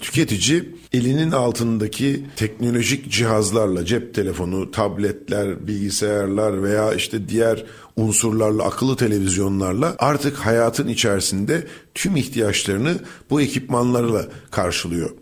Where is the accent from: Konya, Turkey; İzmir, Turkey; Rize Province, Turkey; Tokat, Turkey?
Rize Province, Turkey; bizim oraların coğrafyası sarp, dik yamaçlardan oluşan